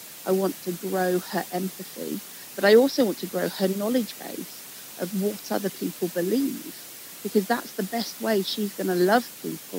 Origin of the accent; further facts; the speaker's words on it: England, United Kingdom; Growing up in England